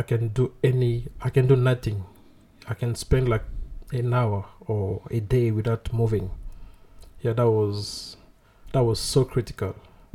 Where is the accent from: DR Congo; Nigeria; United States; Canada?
DR Congo; Kinshasa; moved away as an adult; now in South Africa; I'm from Kinshasa. Okay. Yeah, it's born and raised there? Born and raised there